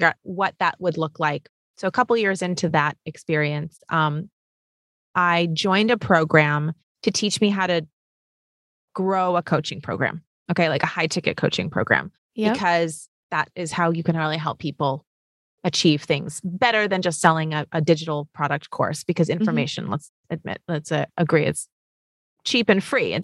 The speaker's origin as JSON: {"language": "English", "town": "New York City", "region": "New York", "country": "United States", "tie": "born or raised there", "said": "I'm born and raised in New York City"}